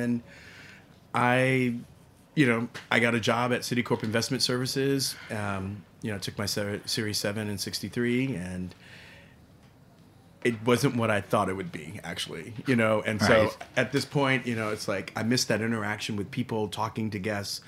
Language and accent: English; San Antonio, Texas, United States; also born or lived in Trenton; I was living in San Antonio. My mother, I was born in Trenton, New Jersey. My mom was really, she fell in love with Texas.